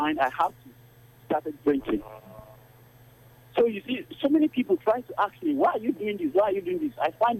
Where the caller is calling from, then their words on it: Garki, Federal Capital Territory, Nigeria; I am calling you from Garki.